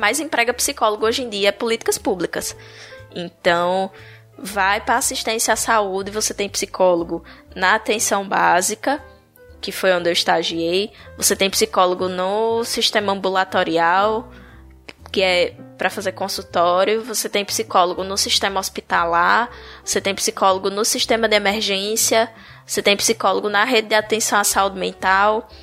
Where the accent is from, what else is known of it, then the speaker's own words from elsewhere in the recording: Paulo Afonso, Bahia, Brazil; moved away as an adult; now in Palmeira dos Índios, Brazil; Eu sou, eu sou baiana, de Paulo Afonso